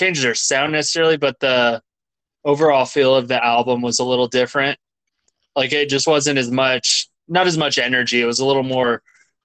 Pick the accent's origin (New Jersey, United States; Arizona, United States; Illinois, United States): Arizona, United States; I grew up in Arizona